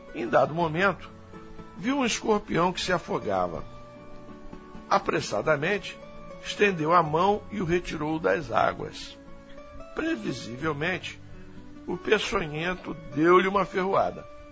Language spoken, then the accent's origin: Portuguese; Rio de Janeiro, Brazil; Nós que somos aqui do Rio de Janeiro